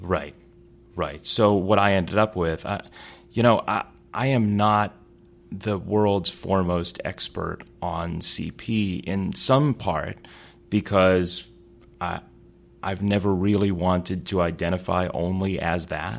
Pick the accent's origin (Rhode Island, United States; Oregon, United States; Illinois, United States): Illinois, United States; Chicago; I grew up in Chicago for my first couple of years in the city. Then my family moved to the, the south suburbs of Chicago